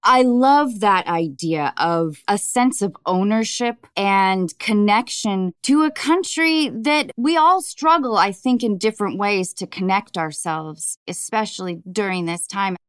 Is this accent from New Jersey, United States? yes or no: no; north of Seattle, Washington, United States; I grew up in Washington State, north of Seattle